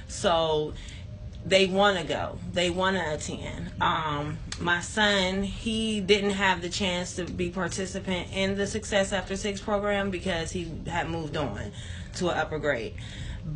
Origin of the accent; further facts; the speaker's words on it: Youngstown, Ohio, United States; I was always born and raised in Youngstown on the South Side